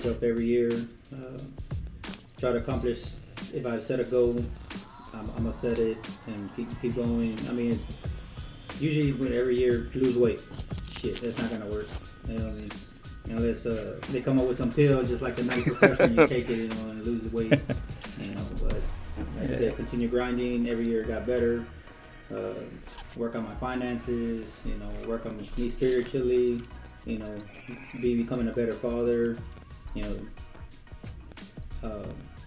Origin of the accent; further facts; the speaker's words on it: Mercedes, Texas, United States; moved away as an adult; now in Dallas, United States; I'm originally from South Texas, Mercedes.